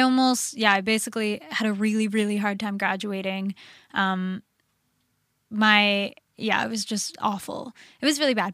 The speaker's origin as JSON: {"language": "English", "town": "Orlando", "region": "Florida", "country": "United States", "moved": "yes", "said": "I'm from Orlando"}